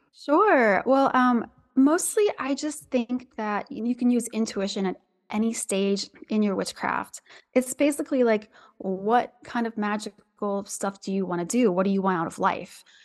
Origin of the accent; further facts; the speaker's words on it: Southwest Ohio, United States; I'm from Southwest Ohio